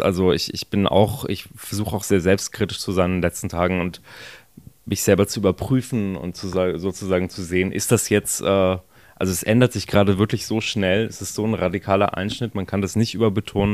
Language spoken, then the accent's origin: German; Germany; also born or lived in Israel; als äh, Deutscher